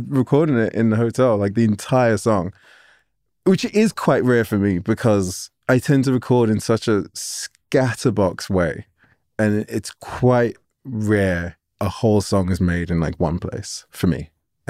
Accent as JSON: {"language": "English", "region": "England", "country": "United Kingdom", "said": "And, you know, and I was already in love with it as most English people are from film."}